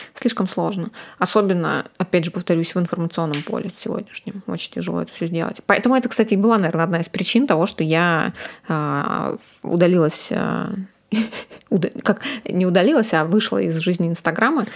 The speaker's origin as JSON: {"language": "Russian", "town": "Ukhta", "region": "Komi Republic", "country": "Russia", "moved": "yes", "said": "Мы из Ухты очень а, морозный город"}